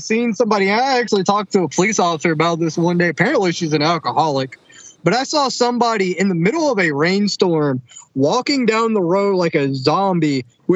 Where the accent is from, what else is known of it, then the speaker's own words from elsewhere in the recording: Rocky Mount, North Carolina, United States; also born or lived in Greenville, North Carolina; I've been born and raised in Rocky Mount. Other than those 3 years living in Greenville, my whole life has been spent in Rocky Mount